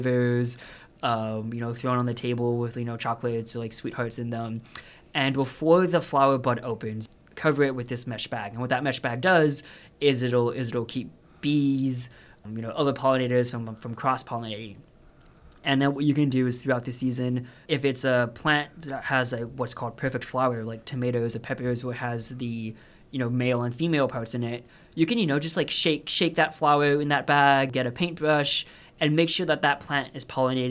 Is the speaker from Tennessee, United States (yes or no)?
no; Texas, United States; moved away; I'm from Texas myself